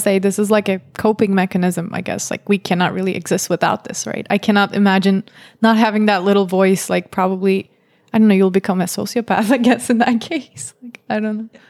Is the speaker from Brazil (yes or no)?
no; Turkey; moved away as an adult; I'm Turkish, so I grew up in Turkey